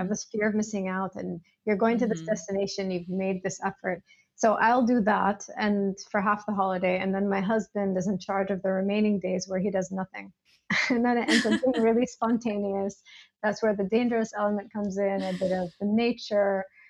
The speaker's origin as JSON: {"language": "English", "country": "United States", "said": "As an American, it's a place I haven't been able to visit easily in the past."}